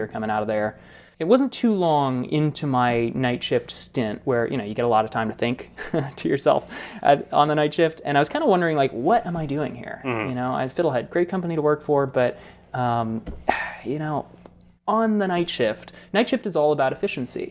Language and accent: English; Colorado, United States; moved away as an adult; also born or lived in Boulder, Colorado; now in New York, United States; I grew up in Colorado. We moved there, I was four